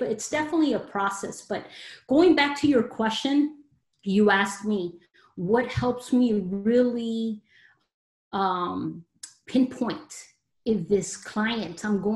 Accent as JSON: {"language": "English", "town": "Los Angeles", "region": "California", "country": "United States", "tie": "born or raised there", "said": "I am a Mexican American. I was born in Los Angeles, California, so I am a Latina"}